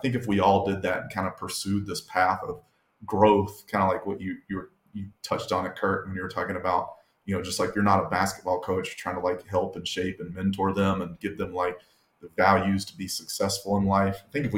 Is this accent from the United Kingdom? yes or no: no; the South, United States; we're both from the South and we're white guys.